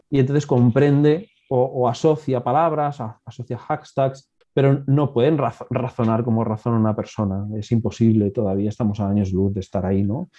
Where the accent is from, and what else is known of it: Alicante, Valencian Community, Spain; born or raised there